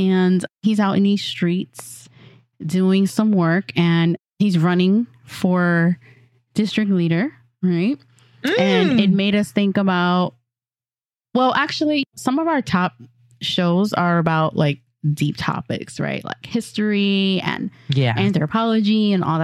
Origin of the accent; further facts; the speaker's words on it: Santo Domingo, Distrito Nacional, Dominican Republic; I am from Santo Domingo, República Dominicana.